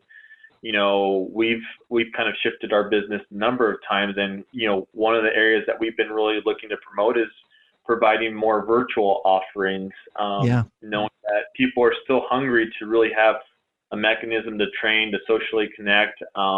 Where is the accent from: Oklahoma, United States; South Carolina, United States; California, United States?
California, United States; I came from Southern California where, you know, there was a community that was neighboring one of the towns that I lived